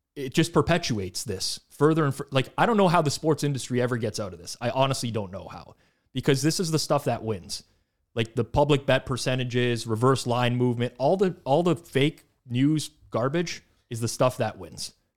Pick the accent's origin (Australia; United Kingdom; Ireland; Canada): Canada; accent: Canadian; I'm Canadian